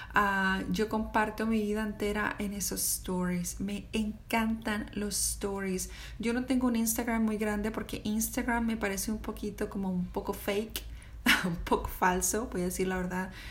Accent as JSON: {"language": "Spanish", "country": "Mexico", "moved": "yes", "lives_now": "United States", "said": "Soy una mamá mexicana que vive en Estados Unidos con un esposo americano"}